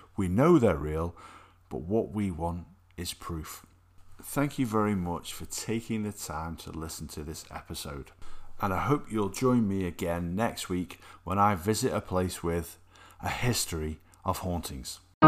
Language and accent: English; Alsager, North West England, United Kingdom; my hometown of Allsager in South Cheshire